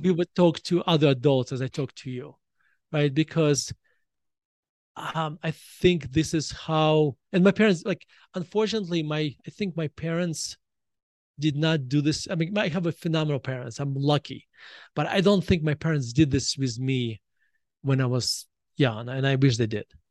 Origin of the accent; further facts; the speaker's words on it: Russia; moved away as an adult; now in United States; when I was growing up in Russia